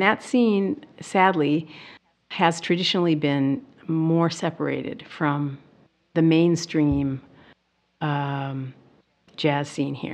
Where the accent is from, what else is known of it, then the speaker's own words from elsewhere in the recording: Milwaukee, Wisconsin, United States; I grew up in Milwaukee